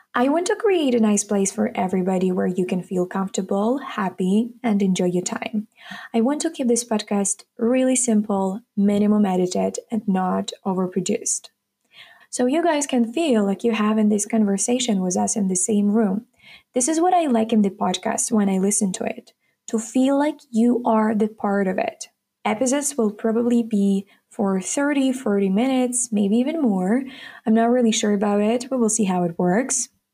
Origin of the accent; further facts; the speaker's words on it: Kharkiv, Kharkiv Oblast, Ukraine; English is a second language; I'm from Ukraine, Kharkiv. Currently, I'm a sophomore student at Economic University. I was born and raised here in Ukraine.